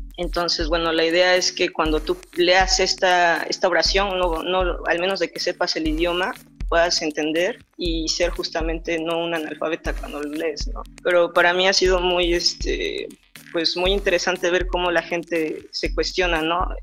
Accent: Oaxaca, Mexico; Nosotros como oaxaqueños

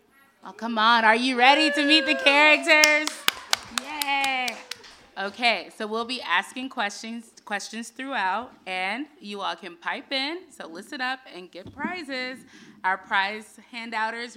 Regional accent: North Carolina, United States; I was born and raised in North Carolina

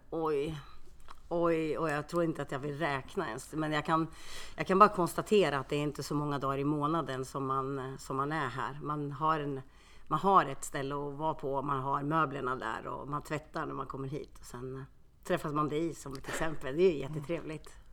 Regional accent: Karlskoga, Örebro County, Sweden; moved away as an adult; also born or lived in Finland; now in Örebro, Sweden; jag är född i Finland. Så att jag kom hit till, eh, jag kom till Karlskoga när jag var två år

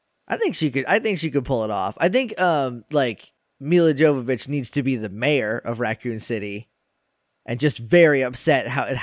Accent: New Hampshire, United States; now in Texas, United States; I'm from New Hampshire. I live in Texas now.

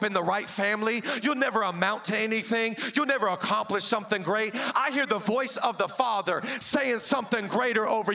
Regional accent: Seattle, Washington, United States; moved away as an adult; now in Los Angeles, United States; I'm from Seattle, where Pastor Rich is from. The last year I lived in Seattle

